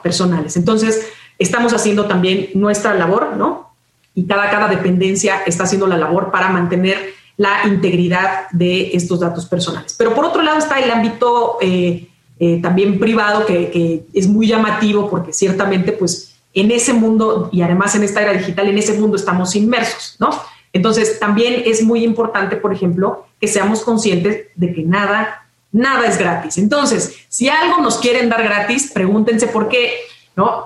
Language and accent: Spanish; Mexico; como mexicanos, mexicanas